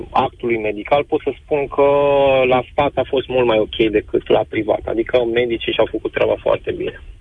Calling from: Bucharest, Romania; sunt din București și am avut următoarea situație.

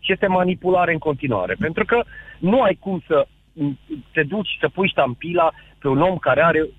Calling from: Săcele, Brașov County, Romania; sunt din Săcele de Brașov.

